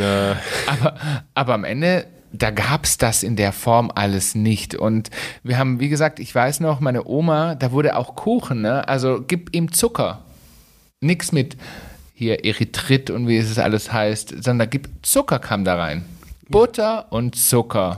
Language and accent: German; Swabia, Germany; bei uns im Schwabenland